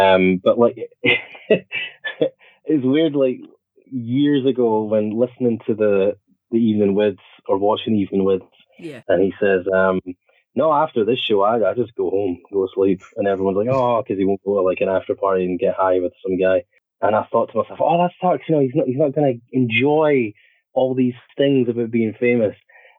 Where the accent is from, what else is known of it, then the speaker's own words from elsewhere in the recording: Scotland, United Kingdom; I guess there's something sort of chaotic about being Scottish